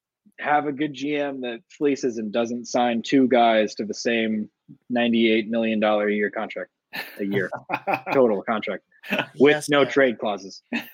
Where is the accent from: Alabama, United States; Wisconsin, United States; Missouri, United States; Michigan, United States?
Missouri, United States; St. Louis; So I'm from De Pere, St. Louis